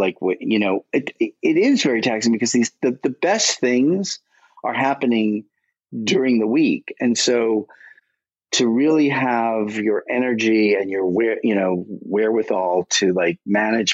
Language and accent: English; New York, United States; I'm a boy from Brooklyn